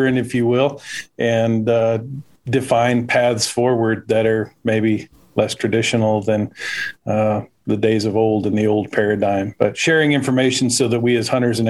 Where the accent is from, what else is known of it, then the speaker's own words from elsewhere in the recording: Bakersfield, California, United States; accent: drawl; I grew up outside of Bakersfield